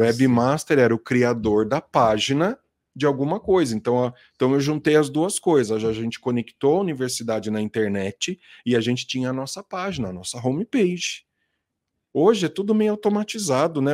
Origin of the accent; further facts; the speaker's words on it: Itatiba, São Paulo, Brazil; eu sou de Itatiba, né, capital do uhum. móvel colonial até hoje, aqui em São Paulo. É, cresci lá, saí de lá